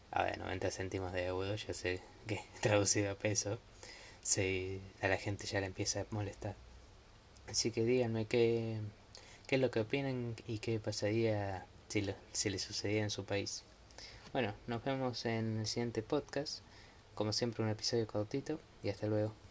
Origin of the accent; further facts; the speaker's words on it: Argentina; yo soy de Argentina